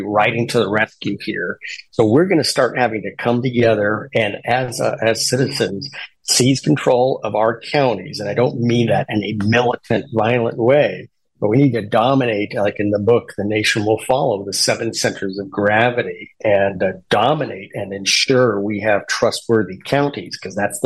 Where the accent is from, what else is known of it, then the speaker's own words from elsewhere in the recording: Seattle, Washington, United States; my hometown is Seattle